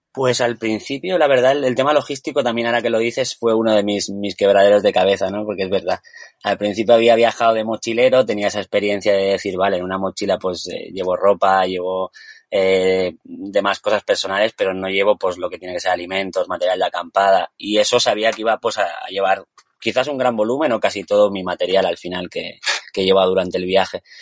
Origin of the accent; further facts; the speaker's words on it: Andorra; moved away; also born or lived in Tenerife; nací en Andorra